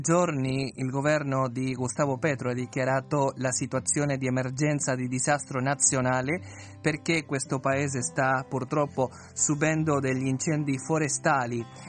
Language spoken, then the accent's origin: Italian; Uruguay; moved away; io sono l'eccezione come uruguaiano